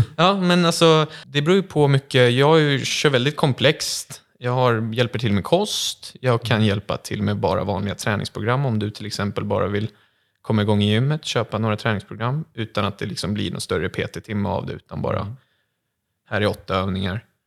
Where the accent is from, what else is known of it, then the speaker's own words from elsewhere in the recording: Kvarn, Stockholm County, Sweden; jag är 22 år från Kvarn utanför Södertälje